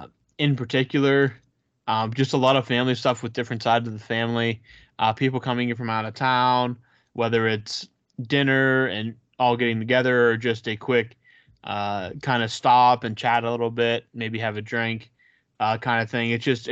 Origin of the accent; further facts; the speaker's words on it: Vancouver, British Columbia, Canada; I'm from Vancouver, and the amount of Gretzky and 80s Oilers worship in this country drives me nuts.